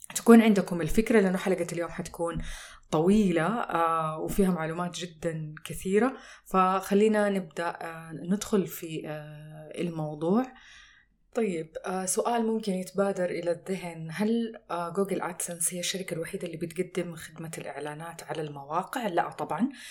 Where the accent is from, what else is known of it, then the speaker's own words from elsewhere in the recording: Saudi Arabia; عندنا في السعودية